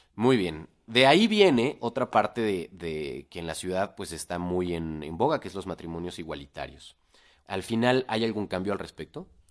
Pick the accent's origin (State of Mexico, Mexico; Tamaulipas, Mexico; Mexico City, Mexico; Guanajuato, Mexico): Mexico City, Mexico; Chilango; como chilangos deberíamos saber